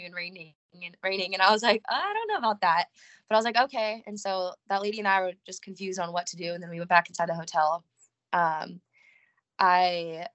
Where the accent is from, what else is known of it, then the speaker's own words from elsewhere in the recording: California, United States; moved away as an adult; now in Nashville, United States; I am from California. I just moved here actually the end of October